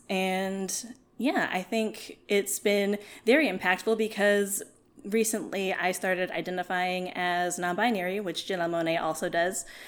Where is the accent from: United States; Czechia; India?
United States; South Carolina; I grew up in South Carolina